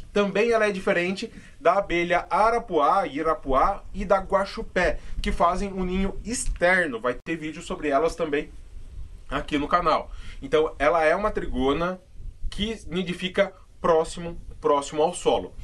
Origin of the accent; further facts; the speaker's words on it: São Paulo, Brazil; eu sou de São Paulo